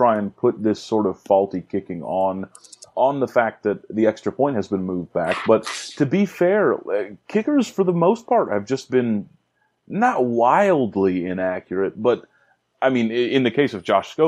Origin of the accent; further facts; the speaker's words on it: United States; I'm your American host